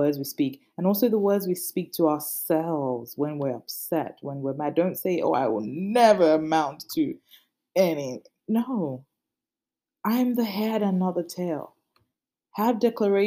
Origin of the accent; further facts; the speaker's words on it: Nigeria; I'm Nigerian